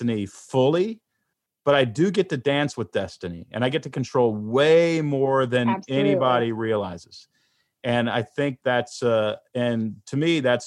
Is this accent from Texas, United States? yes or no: yes; Houston, Texas, United States; moved away as an adult; also born or lived in Portland, Oregon; I grew up in Houston, Texas. I lived in Portland, Oregon.